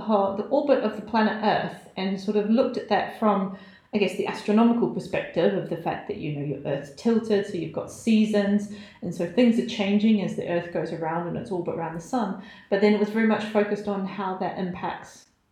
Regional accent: New Zealand; now in York, United Kingdom; growing up in New Zealand

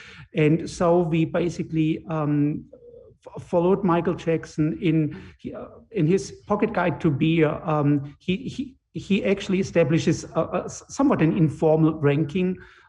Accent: Germany; moved away as an adult; now in Connecticut, United States; I grew up in Germany

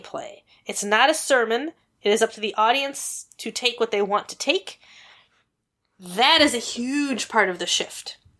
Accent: United States; as an American

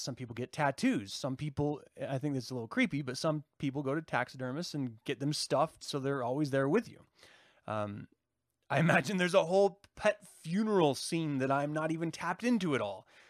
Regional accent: United States; as an American

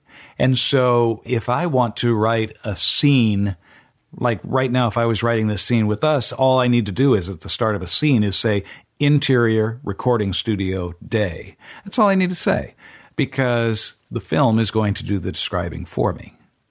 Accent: Enterprise, Oregon, United States; I'm from Enterprise, Oregon.

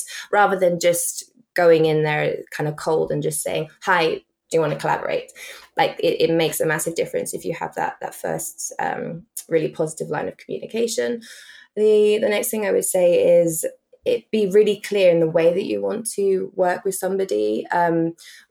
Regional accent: England, United Kingdom; as we say in England

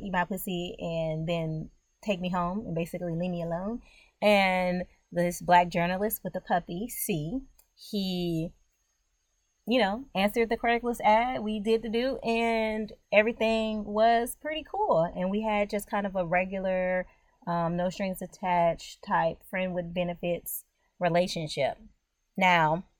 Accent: United States; I'm just a regular old Black American

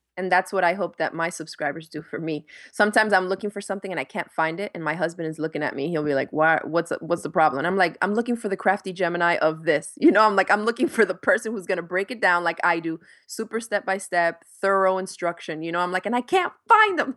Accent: Miami, Florida, United States; moved away as an adult; also born or lived in New York / Dominican Republic; now in Gainesville, United States; I was born in New York, and I grew up in Miami

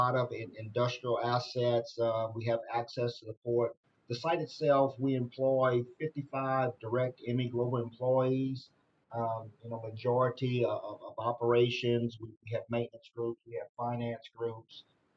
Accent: South Louisiana, United States; moved away as an adult; now in Texas, United States; I was born and raised in South Louisiana

